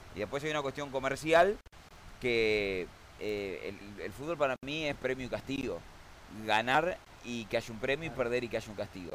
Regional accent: Argentina

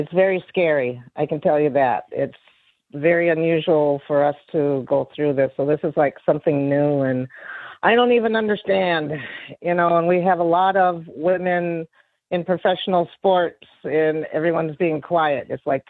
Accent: Duluth, Minnesota, United States; I'm 54, and I grew up in Duluth

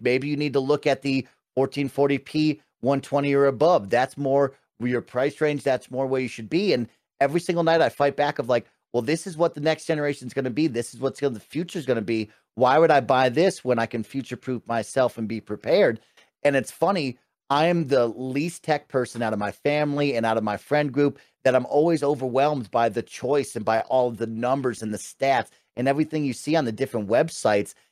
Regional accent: Colorado, United States; I'm from Colorado

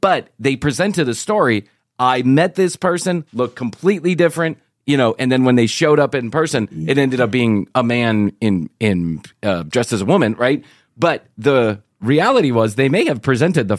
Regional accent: Atlanta, Georgia, United States; from Atlanta, Georgia

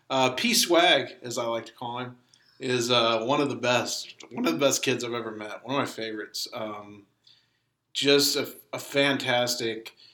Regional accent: Irving, Texas, United States; I grew up in Irving

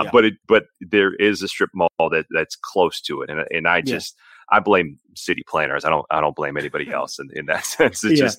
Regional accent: Brookline, Massachusetts, United States; moved away as an adult; also born or lived in Abilene, Texas / Lansing, Michigan; now in San Antonio, United States; I grew up in Brookline, Massachusetts, so it's not that far away from Springfield.

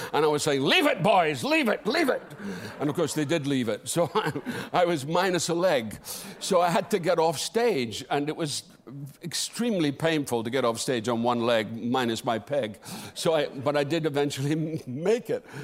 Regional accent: Dundee, Scotland, United Kingdom; This is in Dundee, my hometown

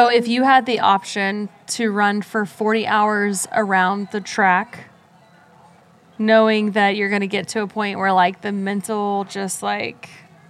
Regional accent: Virginia Beach, Virginia, United States; I'm doing it here in my hometown in Virginia Beach

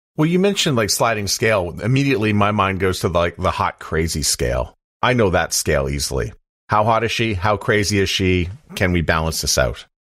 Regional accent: Canada; growing up Canadian

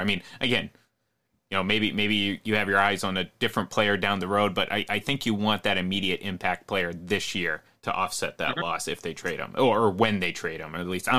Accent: Massachusetts, United States; You know, I grew up in Massachusetts, so one team town type thing.

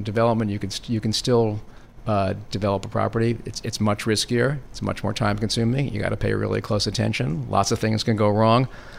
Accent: New York, United States; Because I grew up in New York and because I'm basically an East Coast person

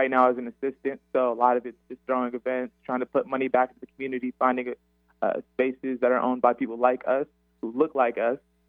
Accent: Seattle, Washington, United States; Born and raised in Seattle, Washington, Rainier Beach

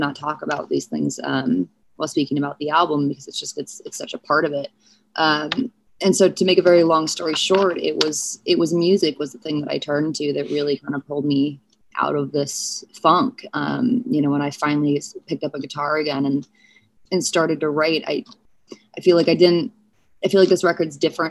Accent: St. Louis, Missouri, United States; I was born in St. Louis.

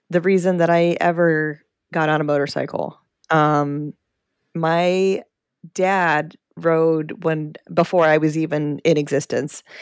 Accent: Maryland, United States; born there; I was born in Maryland.

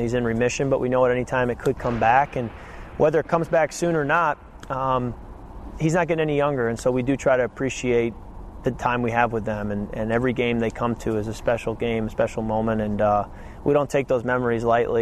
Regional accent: Western Michigan, United States; moved away; I'm from Western Michigan. That's where I grew up

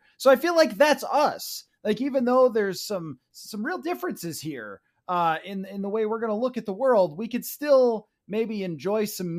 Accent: Buffalo, New York, United States; moved away as an adult; now in Minnesota, United States; I grew up in Buffalo and then moved here to cover the Vikings

